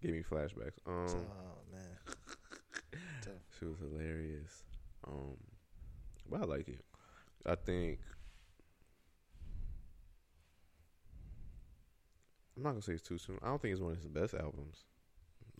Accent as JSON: {"language": "English", "country": "United States", "said": "I'm African American"}